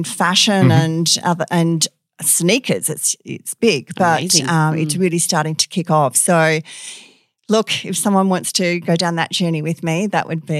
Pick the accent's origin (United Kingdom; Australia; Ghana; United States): Australia; Perth, Western Australia; I was born and bred. I think I'm one of the rare ones. So, yes, I did all my schooling here, primary school, you know, the little local Catholic primary in Como there, on to St. Pius in Manning